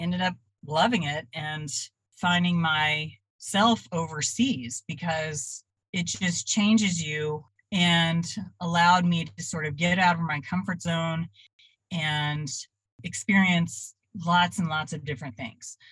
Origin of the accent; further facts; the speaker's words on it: Dallas, Texas, United States; also born or lived in Austin, Texas / Oklahoma; now in Nashville, United States; And I was raised in Dallas, Fort Worth.